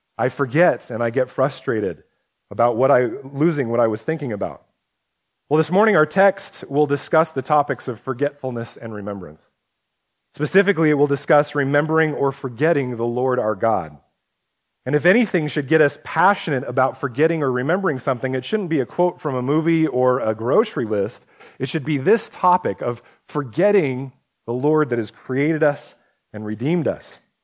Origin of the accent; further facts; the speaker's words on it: United States; us as a American, Western Christians